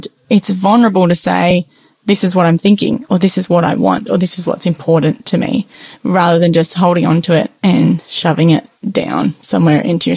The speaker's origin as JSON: {"language": "English", "region": "Tasmania", "country": "Australia", "tie": "born or raised there", "said": "I grew up in Tasmania"}